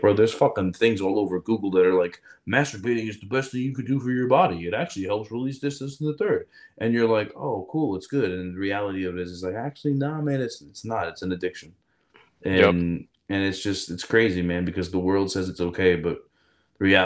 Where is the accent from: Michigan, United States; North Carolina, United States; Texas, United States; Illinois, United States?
Illinois, United States; Chicago; I'm a doctor, and I grew up in Chicago in the inner city, and I had nothing